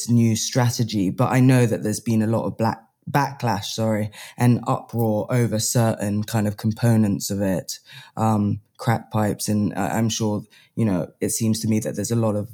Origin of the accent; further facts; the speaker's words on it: England, United Kingdom; I'm English